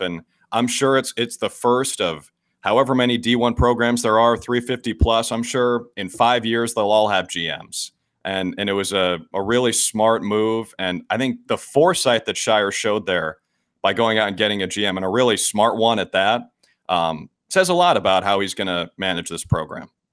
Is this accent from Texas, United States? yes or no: no; Minnesota, United States; moved away; I grew up in Minnesota